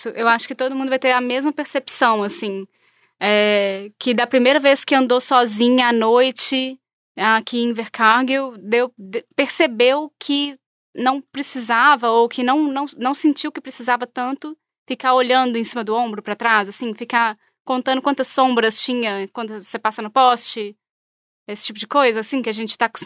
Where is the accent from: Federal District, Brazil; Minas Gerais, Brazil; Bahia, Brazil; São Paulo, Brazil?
Minas Gerais, Brazil; moved away as an adult; now in New Zealand; sou de Minas